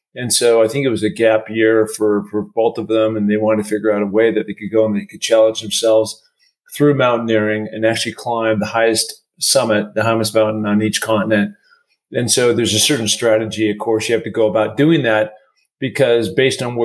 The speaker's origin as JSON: {"language": "English", "town": "Seattle", "region": "Washington", "country": "United States", "tie": "born or raised there", "said": "I grew up in Seattle, Washington."}